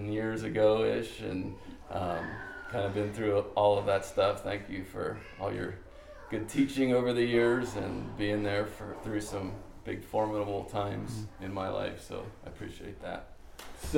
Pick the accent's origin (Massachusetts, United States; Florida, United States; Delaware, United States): Delaware, United States; Wilmington; Tony was my youth pastor growing up in Wilmington, Delaware